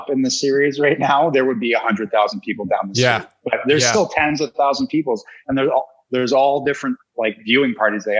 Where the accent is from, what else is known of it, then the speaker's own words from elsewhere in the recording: Canada; I'm from Canada